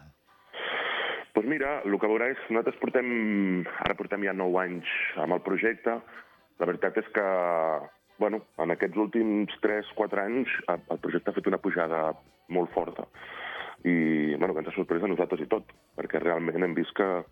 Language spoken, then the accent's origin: Catalan; a small town near Barcelona, Catalonia, Spain; soc d'Orri, és un poble molt petit que hi ha al costat de, de Barcelona.